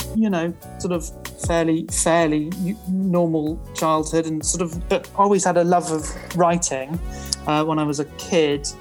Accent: Truro, South West England, United Kingdom; born or raised there

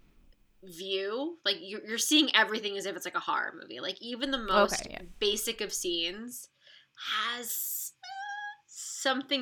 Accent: New Jersey, United States; New Jersey, which is my home state

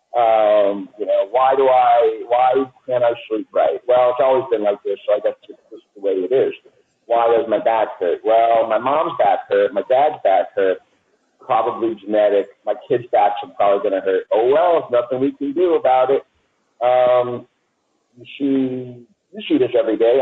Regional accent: New York City, New York, United States; I grew up in New York City

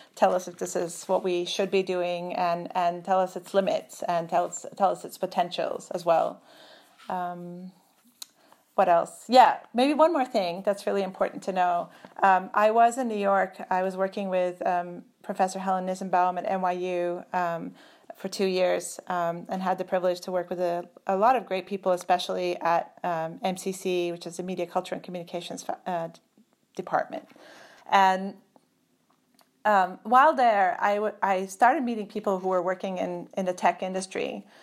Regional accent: Turkey; moved away; also born or lived in Germany; I'm originally from Turkey. I'm officially German.

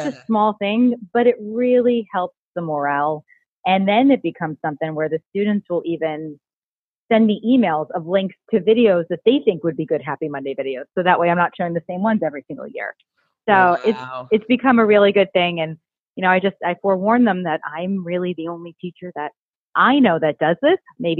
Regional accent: United States; also born or lived in Florida Keys; I'm originally, like, I grew up in New York, New Jersey area.

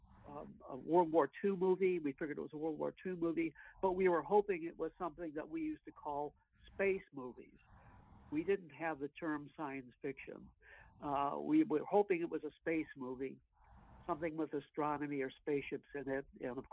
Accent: Detroit, Michigan, United States; I was raised in Detroit

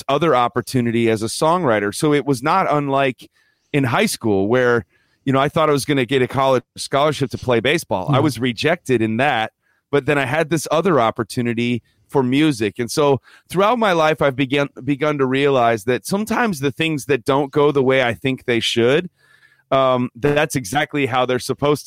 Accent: Downers Grove, Illinois, United States; I grew up in the suburbs of Chicago, Illinois, Downers Grove, Illinois

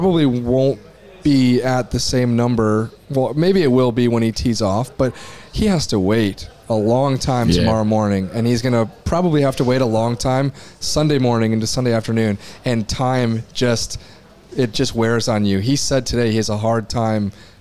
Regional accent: United States; as an American golfer

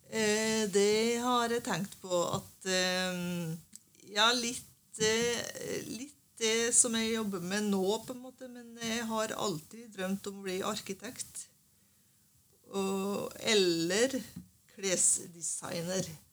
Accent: Sunndalsøra, Møre og Romsdal, Norway; now in Bærum, Norway; Jeg er egentlig fra Nordmøre. Fra Sunndalsøra

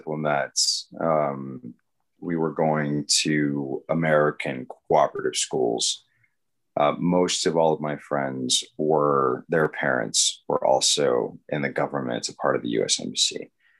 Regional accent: Bolivia; also born or lived in Panama / Peru; now in San Antonio, United States; And I was born in Panama in the Anacon Canal Zone. And then raised in South America, in Bolivia and Peru. My mother's Bolivian.

